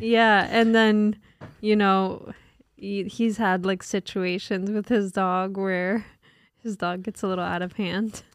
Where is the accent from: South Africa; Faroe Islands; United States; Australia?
United States; New Jersey; we're from North Jersey.